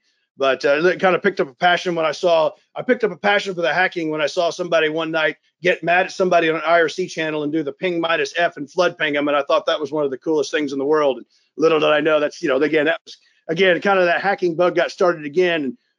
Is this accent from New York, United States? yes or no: no; Mountain Home, Idaho, United States; born there; I was born in Mountain Home, Idaho. My father was a pilot in the Air Force